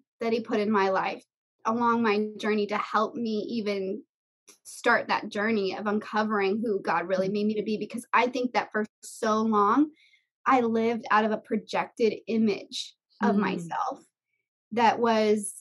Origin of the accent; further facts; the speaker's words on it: Miami, Florida, United States; moved away as an adult; also born or lived in Orange County, California; now in California, United States; when I was 21, I moved from South Florida out of the house I was born and raised in.